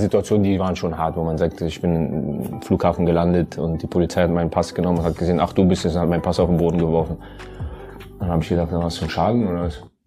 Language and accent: German; Germany; ich bin Deutscher, ich bin in Deutschland aufgewachsen